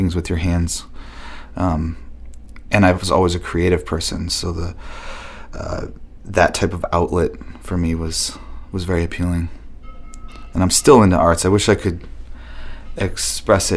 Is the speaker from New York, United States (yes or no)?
yes; Buffalo, New York, United States; moved away as an adult; also born or lived in Hyde Park, New York / Rhinebeck, New York; now in Portland, United States; I grew up in Buffalo